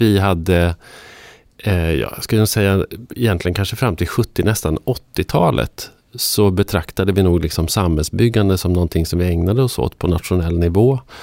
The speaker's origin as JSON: {"language": "Swedish", "region": "northern Sweden", "country": "Sweden", "said": "norra Sverige, för det är där jag kommer ifrån"}